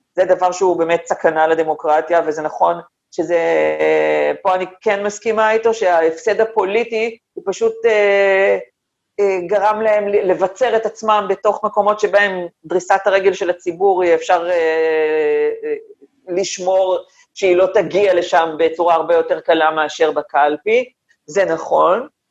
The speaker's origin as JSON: {"language": "Hebrew", "town": "Tel Aviv", "region": "Tel Aviv District", "country": "Israel", "said": "שני הוריי גדי, ילידי תל אביב, אני מחזיקה את עצמי בעיני עצמי דור שלישי לתל"}